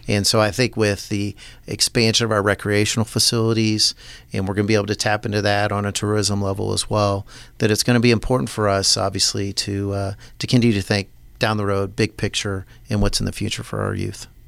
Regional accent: Topeka, Kansas, United States; moved away as an adult; now in Manhattan, United States; I grew up in Topeka, Kansas

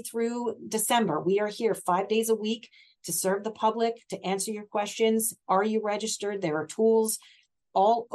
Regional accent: Mercer County, New Jersey, United States; moved away as an adult; now in Hunterdon County, United States; I grew up in Mercer, relocated here in the early 90s

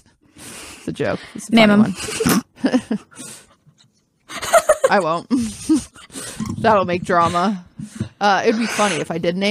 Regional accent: Washington, United States; I'm a Mormon from Washington

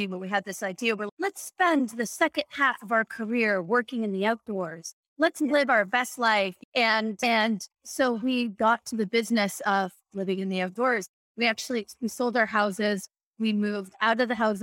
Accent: Canada; I remember growing up in Canada

